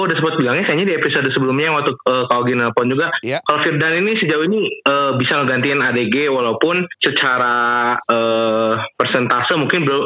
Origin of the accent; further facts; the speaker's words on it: Bandung, West Java, Indonesia; sebagai orang Bandung ya pasti kita mengharapkan yang terbaik untuk Prawira